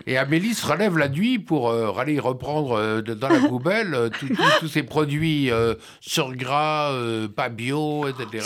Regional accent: France; chez nous en France

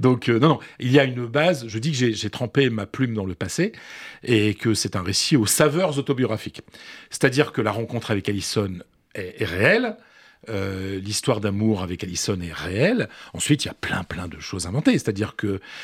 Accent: the Nord, Hauts-de-France, France; accent: Ch'ti; je n'ai pas l'accent ch'ti

